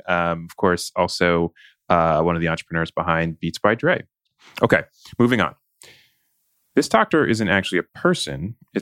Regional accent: New Jersey, United States; moved away; also born or lived in New York; someone from New Jersey and who lived in New York for a long time

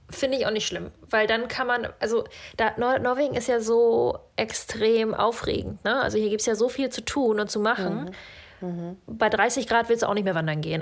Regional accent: Northern Germany, Germany; moved away as an adult; also born or lived in Kazakhstan; now in Norway; Da, wo ich aufgewachsen bin in Norddeutschland, ist irgendwie alles so eine graue Masse

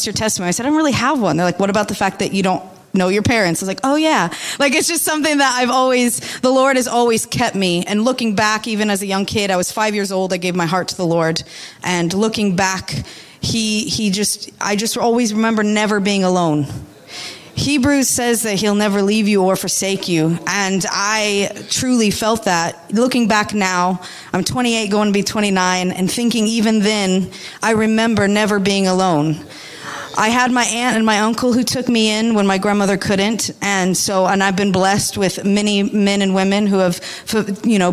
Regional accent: United States; moved away; I'm from America, if you could tell by my accent

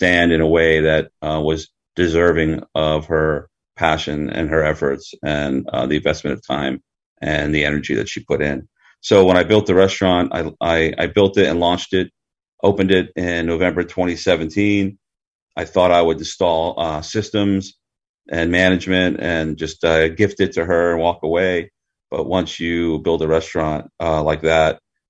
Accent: Maryland, United States; moved away as an adult; also born or lived in Washington, District of Columbia, United States; now in Huntington Beach, United States; I grew up in Maryland.

